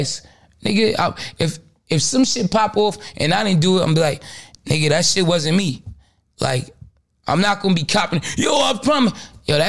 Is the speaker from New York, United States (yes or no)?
yes; New York City, New York, United States; I'm really from Brooklyn